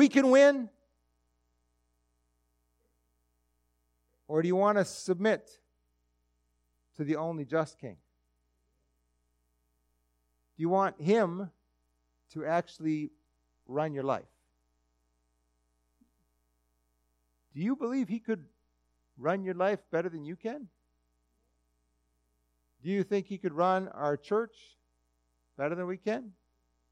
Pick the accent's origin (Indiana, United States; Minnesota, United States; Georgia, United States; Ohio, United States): Minnesota, United States; I'm a Minnesotan